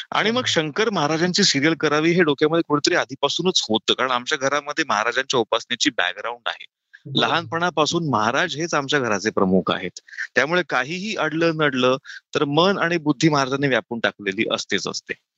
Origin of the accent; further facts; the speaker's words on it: Nashik, Maharashtra, India; अनेक वर्षांपासून मी नाशिकमध्ये आहे नाशिकचं आहे